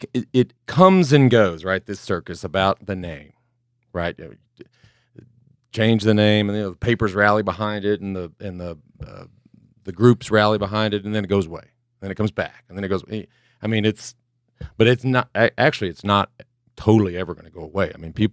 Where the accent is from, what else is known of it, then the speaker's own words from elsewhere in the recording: Dallas, Texas, United States; I grew up in Dallas, and I talk about the Dallas Cowboys all the time on this podcast.